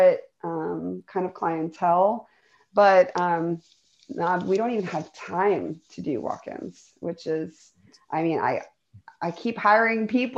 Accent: St. Petersburg, Florida, United States; moved away as an adult; also born or lived in Portland; St. Petersburgans, as we call ourselves

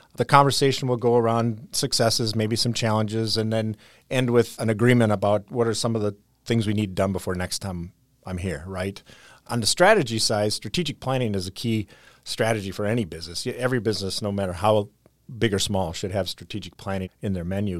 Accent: Whitewater, Wisconsin, United States; Whitewater, Wisconsin

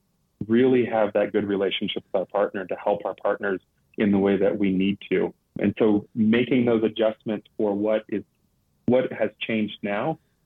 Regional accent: Liberia; When I grew up in this organization, growing up in Liberia, we had, I don't know, probably 3 expatriate missionaries for every language community that we worked with.

